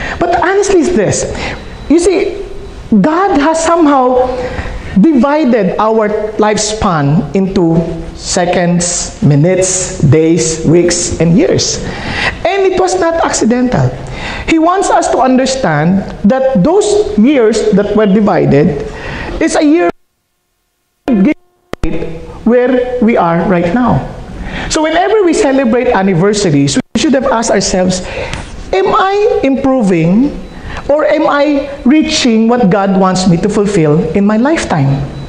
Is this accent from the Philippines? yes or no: yes; Philippines; first language Filipino; English is a second language; now in Los Angeles, United States; I think in Filipino. I share the gospel in Filipino because I'm handling a Filipino service. So, to speak in English is a challenge to me.